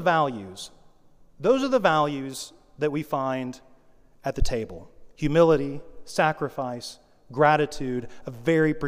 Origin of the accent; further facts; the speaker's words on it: United States; I'm an American